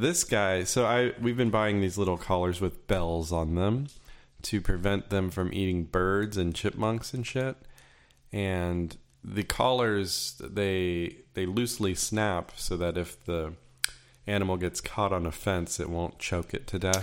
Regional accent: Florida, United States; But I grew up in Florida

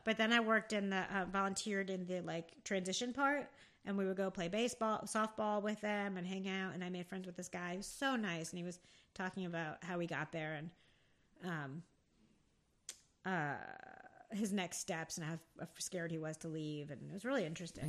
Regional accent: Rockaway, New Jersey, United States; grew up, well, Rockaway, New Jersey

